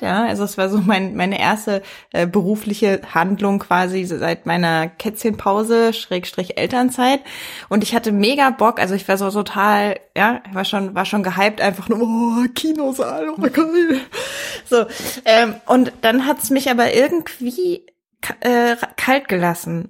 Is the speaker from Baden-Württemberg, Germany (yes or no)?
no; Berlin, Germany; Als Berlinerin